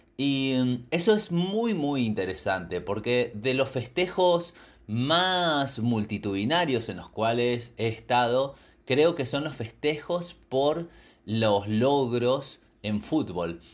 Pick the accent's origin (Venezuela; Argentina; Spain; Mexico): Argentina; nuestra cultura, la cultura argentina